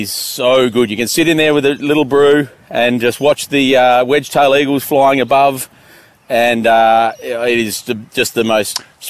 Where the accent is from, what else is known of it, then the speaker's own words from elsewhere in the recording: Western Australia, Australia; also born or lived in Melbourne, Victoria, Australia; When I moved home to Western Australia from Melbourne